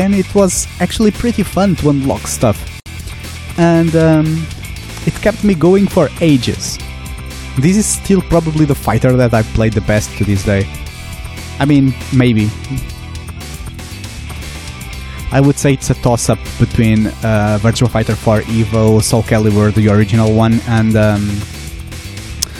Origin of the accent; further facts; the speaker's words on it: Portugal; the small towns closest to my hometown in Portugal